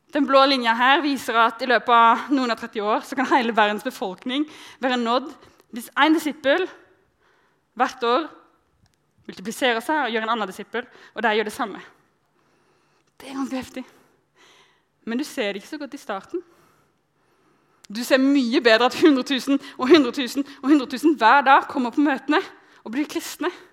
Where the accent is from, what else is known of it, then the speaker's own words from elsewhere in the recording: countryside outside Arendal, Agder, Norway; jeg vokste opp på bygda utenfor Arendal